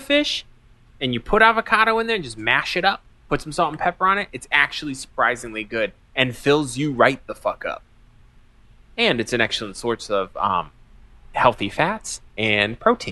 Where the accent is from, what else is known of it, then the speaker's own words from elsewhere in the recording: New England, United States; moved away; growing up in New England.